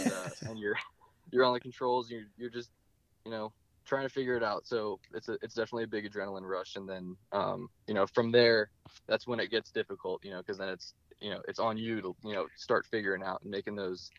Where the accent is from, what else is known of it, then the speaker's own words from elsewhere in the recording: Ireland; It was St. Patrick's Day the first time I flew, and I knew it was a good day for me. As an Irish man.